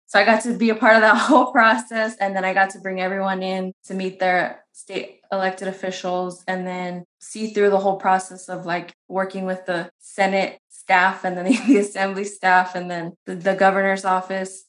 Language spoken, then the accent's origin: English; San Bernardino, California, United States; I'm from San Bernardino. I was born and raised there